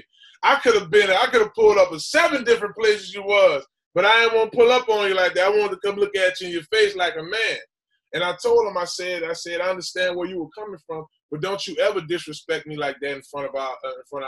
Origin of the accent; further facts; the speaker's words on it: New Orleans, Louisiana, United States; I come from New Orleans, But I was raised in a different community.